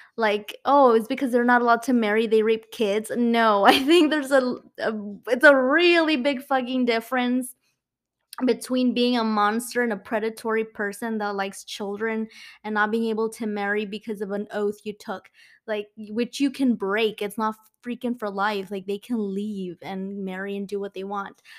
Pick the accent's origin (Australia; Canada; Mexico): Mexico; accent: Mexican; my Mexican accent